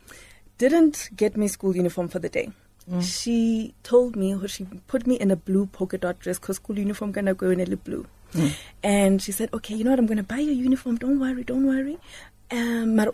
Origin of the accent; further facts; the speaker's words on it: Johannesburg, Gauteng, South Africa; I grew up in Lanesia South